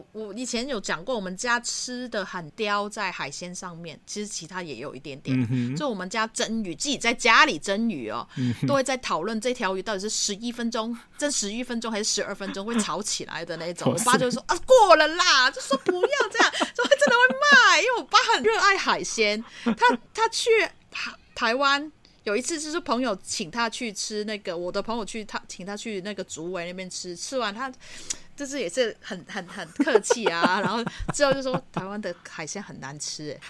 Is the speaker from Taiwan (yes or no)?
no; Hong Kong; 嗯，我们就是香港人嘛，就是比较广东人也好，什么都好，比较煲汤嘛